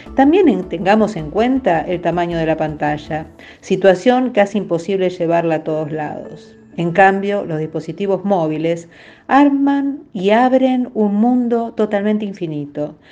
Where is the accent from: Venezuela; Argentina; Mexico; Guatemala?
Venezuela; tengo 12 años y soy de Venezuela